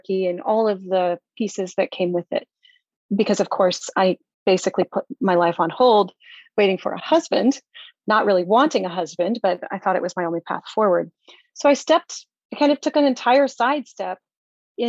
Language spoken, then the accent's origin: English; Missouri, United States; I grew up in Missouri